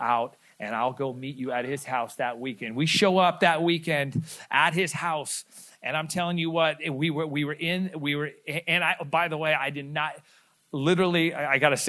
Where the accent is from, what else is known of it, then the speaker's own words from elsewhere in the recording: Stockton, California, United States; we grew up in Stockton, California